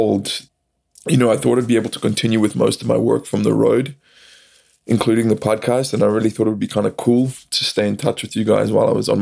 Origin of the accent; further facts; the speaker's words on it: South Africa; now in United States; I live in America now, but I'm originally from South Africa